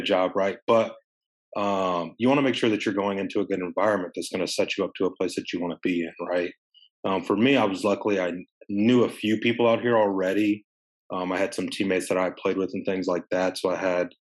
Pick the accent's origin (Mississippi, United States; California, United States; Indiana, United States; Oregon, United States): Indiana, United States; Evansville; moved away as an adult; now in Maryland, United States; I'm from Evansville